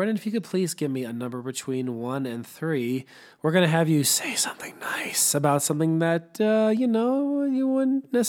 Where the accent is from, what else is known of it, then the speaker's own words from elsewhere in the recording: Chicago, Illinois, United States; I was reminded of growing up in Chicago in the very early 90s